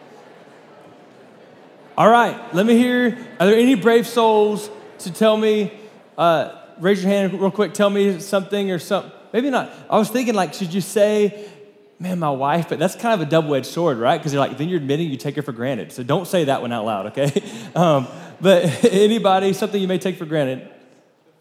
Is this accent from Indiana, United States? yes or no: no; Florida, United States; moved away as an adult; now in Lubbock, United States; we grew up in Florida